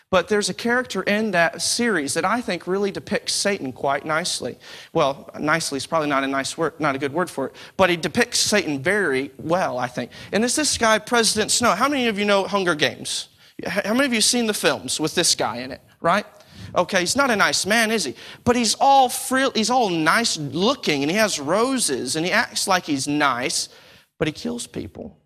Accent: Texas, United States; now in United Kingdom; I'm from the States

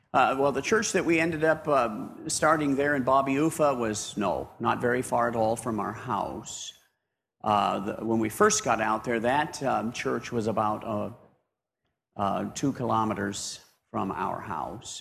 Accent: United States; moved away as an adult; now in Papua New Guinea; being an American there

